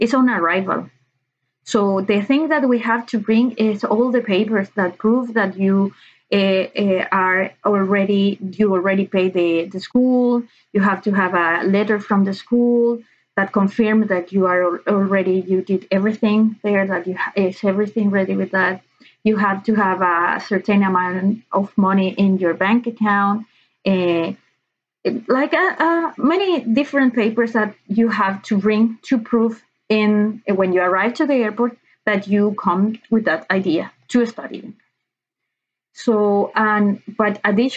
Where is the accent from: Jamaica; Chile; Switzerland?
Chile; English is a second language; moved away as an adult; now in Ireland; I'm from Chile. I'm 32 years old. And I came to Ireland because I wanted to take an English course.